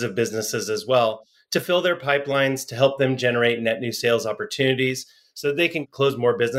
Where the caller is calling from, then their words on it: San Diego, California, United States; I'm in San Diego, California.